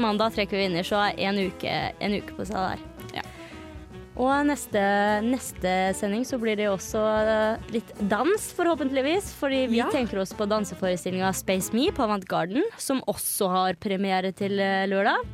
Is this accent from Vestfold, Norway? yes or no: yes; Larvik, Vestfold, Norway; now in Trondheim, Norway; hjemme i Larvik